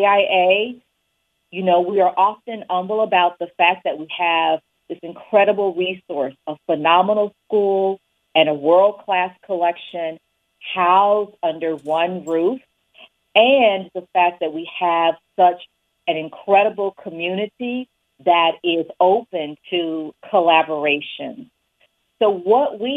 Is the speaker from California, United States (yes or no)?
no; Winston-Salem, North Carolina, United States; moved away as an adult; also born or lived in New Haven, Connecticut; now in Kalamazoo, United States; I was born in Winston-Salem, North Carolina, and I grew up there